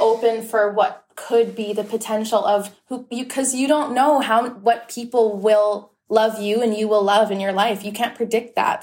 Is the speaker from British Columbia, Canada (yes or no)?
no; Whitby, Ontario, Canada; I am a person from Whitby, Ontario. So I'm and I'm from Ontario